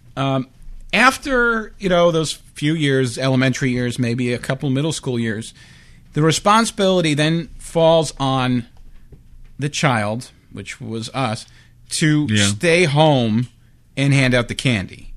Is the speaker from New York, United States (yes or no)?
yes; Long Beach, New York, United States; I grew up on Long Island